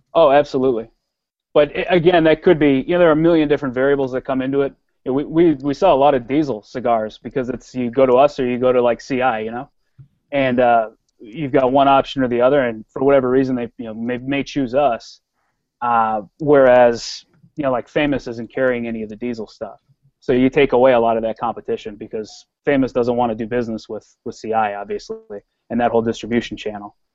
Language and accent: English; Wisconsin, United States; I'm a Midwesterner. I was born in Wisconsin